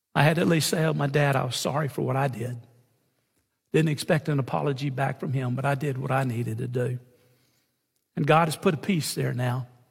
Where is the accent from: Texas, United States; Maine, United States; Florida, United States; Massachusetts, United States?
Texas, United States; San Antonio; also born or lived in Beaumont, Texas (hometown, Lamar University); I'm from San Antonio